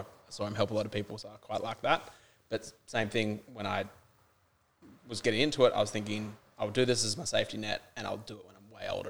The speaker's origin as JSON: {"language": "English", "town": "Gold Coast", "region": "Queensland", "country": "Australia", "tie": "born or raised there", "also_born_or_lived": "South Africa / Sydney / Brisbane", "said": "I was born in South Africa but came here really young, so I've grown up, like lived a bit of time in Sydney, lived in Brisbane for a bit, but majority of the time lived on the Gold Coast."}